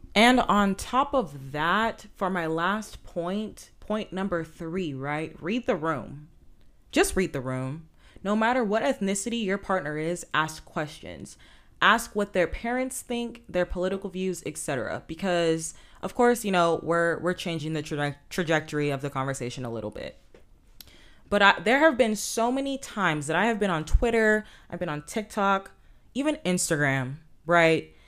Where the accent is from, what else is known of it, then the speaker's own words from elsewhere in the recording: Inglewood, California, United States; I grew up in Southern California and more specifically Inglewood